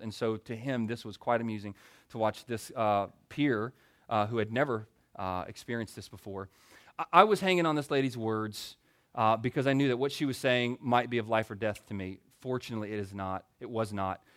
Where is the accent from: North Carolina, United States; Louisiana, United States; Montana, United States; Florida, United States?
Louisiana, United States; Baton Rouge; moved away; also born or lived in Greenville, South Carolina; I was born and reared in Baton Rouge, Louisiana. So I grew up eating the best food on earth